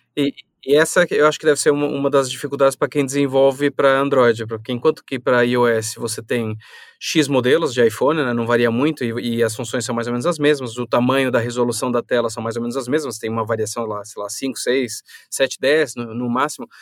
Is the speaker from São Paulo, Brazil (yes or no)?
yes; São Paulo, Brazil; now in Portugal; eu sou de São Paulo